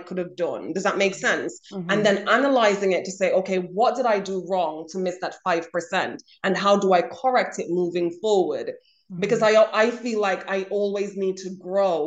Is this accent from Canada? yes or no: no; Jamaica; I grew up in Jamaica